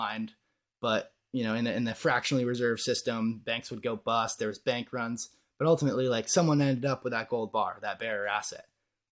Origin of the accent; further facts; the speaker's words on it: Vermont, United States; born and raised in Vermont, still here